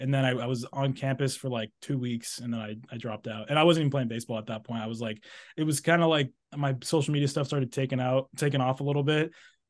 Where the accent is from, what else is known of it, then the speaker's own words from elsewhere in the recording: New England, United States; I'm from New England, so it's like, you know, the Fairfields and maybe not UConn